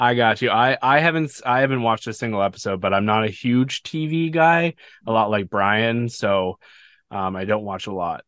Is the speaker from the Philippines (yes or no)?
no; Canada; I'm Canadian